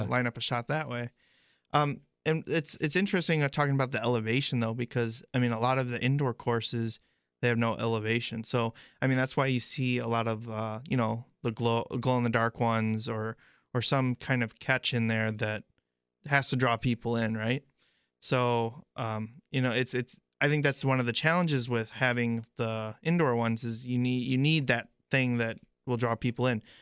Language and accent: English; Illinois, United States; growing up in Illinois